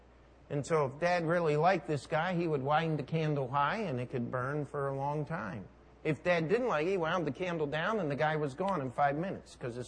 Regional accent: New York, United States; I'm a New Yorker. I do what I want to do, where I want to do it, when I want to do it. Understand? I'm working on my Brooklyn accent.

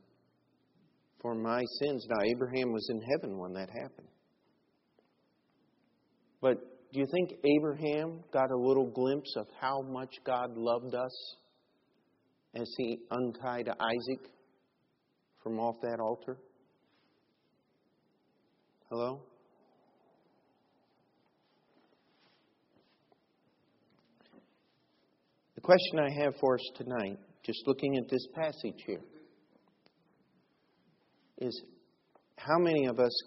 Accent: United States; I'm an American

